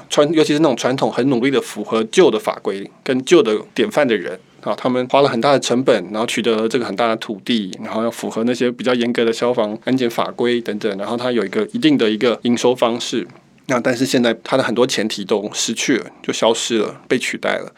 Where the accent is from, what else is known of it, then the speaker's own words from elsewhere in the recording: Taiwan; 我们台湾人民